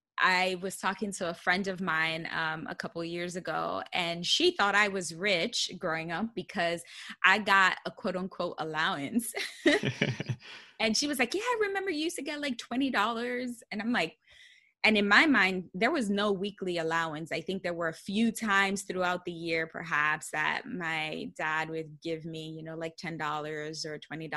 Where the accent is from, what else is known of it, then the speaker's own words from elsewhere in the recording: Bronx, New York, United States; I was proud that I was a daughter of an immigrant, that I, you know, was born and raised in the Bronx. I came from a low income household